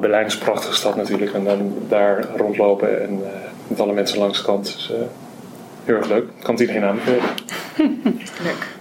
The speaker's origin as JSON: {"language": "Dutch", "area": "Twente", "region": "Overijssel", "country": "Netherlands", "tie": "born or raised there", "moved": "as an adult", "lives_now": "Groningen, Netherlands", "said": "ik ben geboren en getogen in Overijssel in Twente een dorpje vlakbij Almelo"}